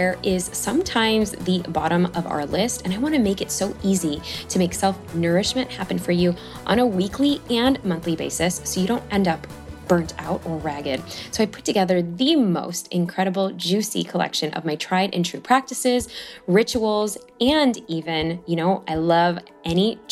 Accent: Chicago, Illinois, United States; moved away; We're both from Chicago

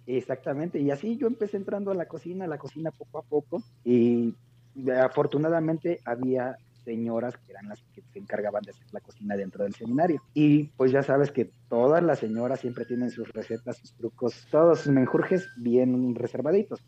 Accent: Oaxaca, Mexico; now in Puebla, Mexico; en mi tierra, en Oaxaca

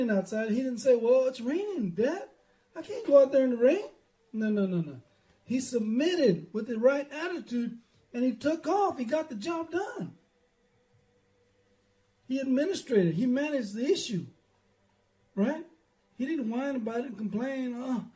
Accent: Dillon, Texas, United States; we grew up over there in Dillon

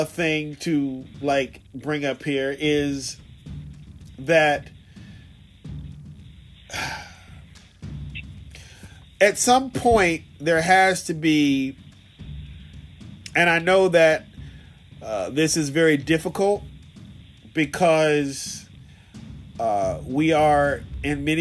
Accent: Virginia, United States; I'm a Negro from Virginia

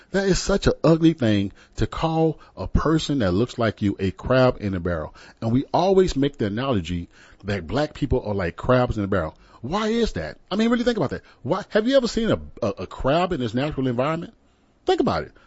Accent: San Antonio, Texas, United States; I'm from San Antonio

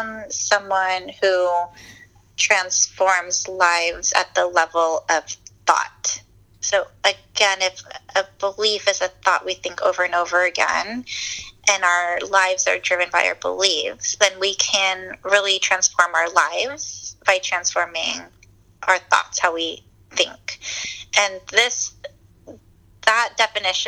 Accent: San Diego, California, United States; moved away; also born or lived in Washington, D.C.; I'm from San Diego, born and raised

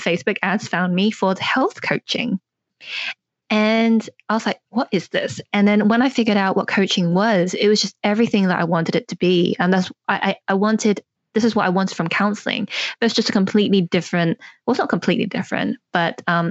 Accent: North Devon, South West England, United Kingdom; now in London, United Kingdom; I grew up in North Devon here in England, but now I live in London

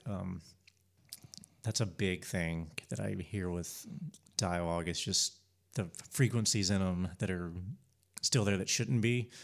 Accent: Spartanburg, South Carolina, United States; I grew up in Spartanburg.

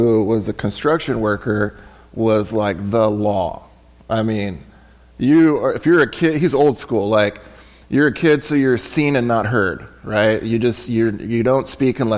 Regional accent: San Diego, California, United States; I was raised in San Diego, like El Cajon, if you guys are familiar with San Diego, El Cajon, Santee, Lakeside, Ramona

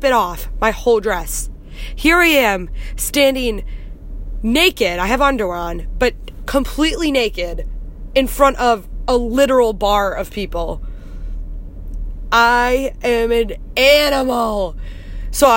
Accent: United States; from America

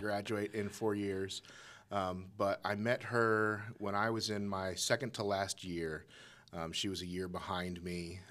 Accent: Colorado Springs, Colorado, United States; I was born, born and raised in Colorado Springs

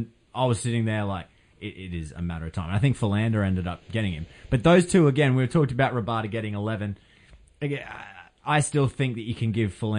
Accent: Australia; we're Australian

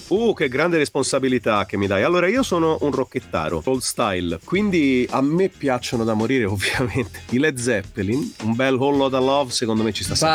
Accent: Tuscany, Italy; in Toscana, io sono toscano.

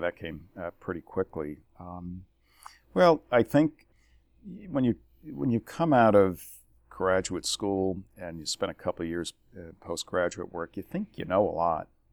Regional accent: New Jersey, United States; moved away as an adult; born and raised in New Jersey

